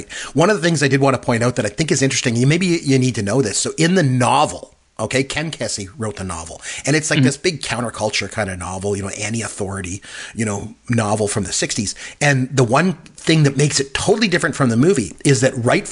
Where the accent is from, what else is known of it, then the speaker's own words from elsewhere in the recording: Canada; I'm Canadian, too